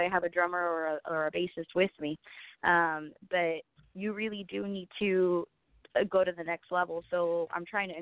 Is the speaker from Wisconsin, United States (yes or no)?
no; San Diego, California, United States; my hometown, San Diego, representing Chula Vista